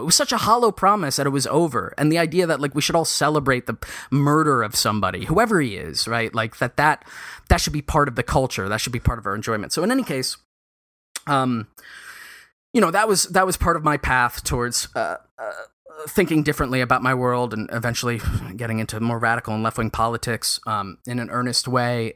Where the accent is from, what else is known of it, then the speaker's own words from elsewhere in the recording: New York City, New York, United States; specifically, Lower Manhattan